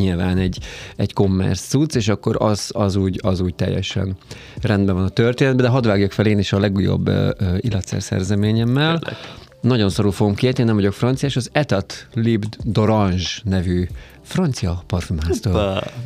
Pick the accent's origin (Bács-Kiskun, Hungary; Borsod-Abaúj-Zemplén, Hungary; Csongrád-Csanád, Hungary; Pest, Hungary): Borsod-Abaúj-Zemplén, Hungary; borsodban nőttem